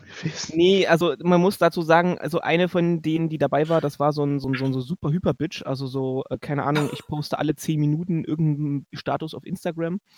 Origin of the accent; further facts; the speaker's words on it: Leipzig, Saxony, Germany; ich komme aus Leipzig, wir sind aus Leipzig gefahren